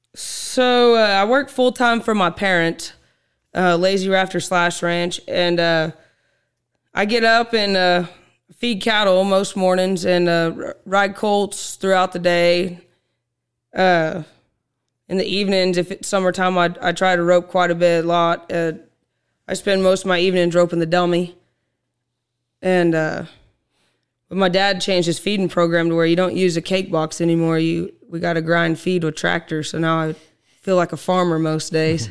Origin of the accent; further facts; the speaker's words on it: Lenapah, Oklahoma, United States; I was born and raised in Lenapaw, Oklahoma